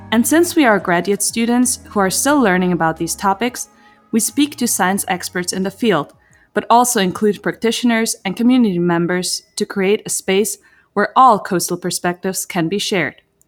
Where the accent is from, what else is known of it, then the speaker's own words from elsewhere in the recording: Zurich, Switzerland; moved away as an adult; now in United States; I am born and raised on the other side of the Atlantic, more precisely in the beautiful city of Zurich, Switzerland.